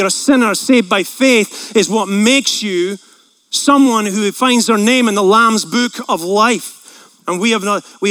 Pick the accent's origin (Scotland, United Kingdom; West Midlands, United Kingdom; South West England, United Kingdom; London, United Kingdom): Scotland, United Kingdom; moved away; I'm from Scotland